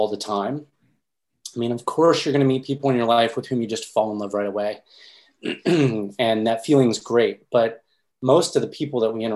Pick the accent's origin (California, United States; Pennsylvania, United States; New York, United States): Pennsylvania, United States; moved away; I'm from Pennsylvania, so I would jump down to Pennsylvania to see my grandmother and extended family